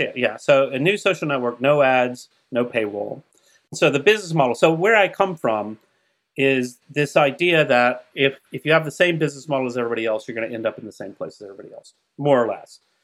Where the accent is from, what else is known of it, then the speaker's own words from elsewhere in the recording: Huntsville, Alabama, United States; where I grew up in Huntsville, Alabama